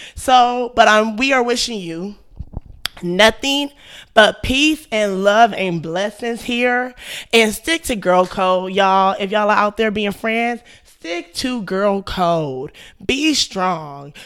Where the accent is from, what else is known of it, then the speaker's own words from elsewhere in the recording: Texas, United States; I'm from Texas